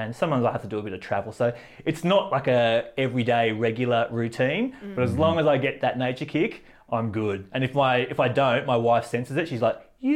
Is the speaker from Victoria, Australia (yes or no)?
no; Central Coast, New South Wales, Australia; where I grew up on the Central Coast is 25 acres of bush.